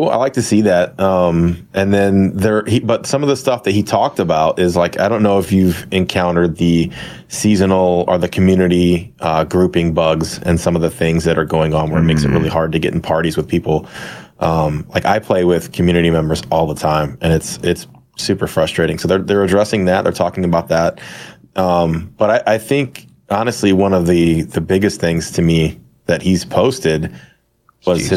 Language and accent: English; Boston, Massachusetts, United States; accent: Boston; that's my Eastern that's accent, my Boston accent.